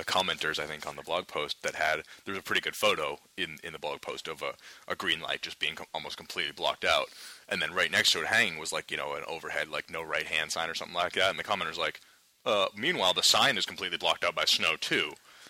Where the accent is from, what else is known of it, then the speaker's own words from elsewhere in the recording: Maine, United States; now in New York, United States; Growing up in Maine